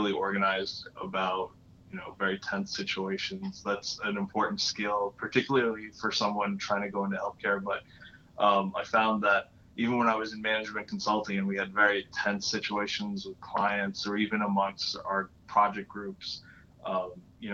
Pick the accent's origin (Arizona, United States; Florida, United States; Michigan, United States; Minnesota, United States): Florida, United States; moved away; also born or lived in New York; I grew up in Florida